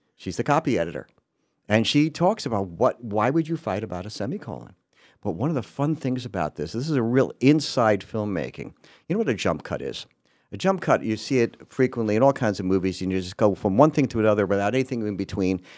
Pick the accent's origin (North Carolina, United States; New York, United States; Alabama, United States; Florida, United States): New York, United States; One of my favorite memories from childhood in New York is going into the city